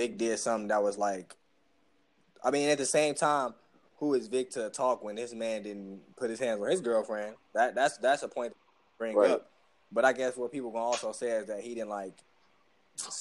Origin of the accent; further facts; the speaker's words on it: Chicago, Illinois, United States; I'm from Chicago